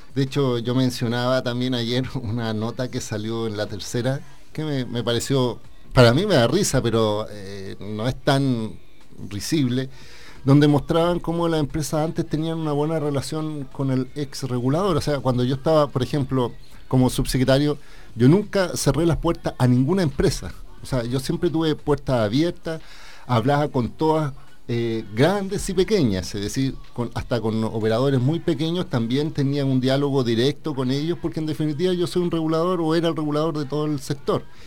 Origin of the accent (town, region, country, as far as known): Chile